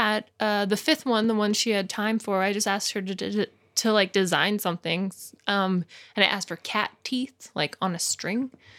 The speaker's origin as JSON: {"language": "English", "region": "British Columbia", "country": "Canada", "said": "The Okanagan. It's in the southern interior of the BC province, British Columbia."}